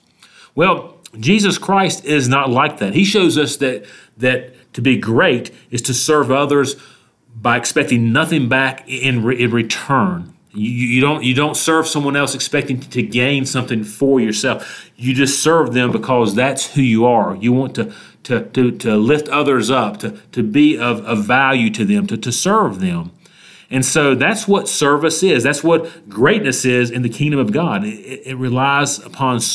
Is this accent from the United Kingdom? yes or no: no; Statesville, North Carolina, United States; here in my hometown of Statesville, North Carolina